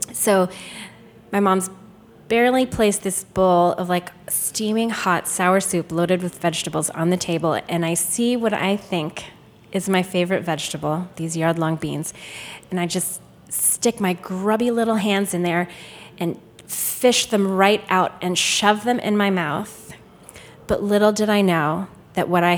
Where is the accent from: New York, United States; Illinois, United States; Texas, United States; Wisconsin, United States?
Illinois, United States; Chicago; I was born in Chicago at Northwestern Memorial Hospital downtown.